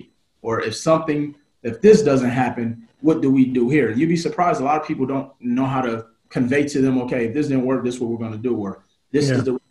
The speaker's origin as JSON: {"language": "English", "town": "Milwaukee", "region": "Wisconsin", "country": "United States", "said": "I was a dude from Milwaukee, Wisconsin"}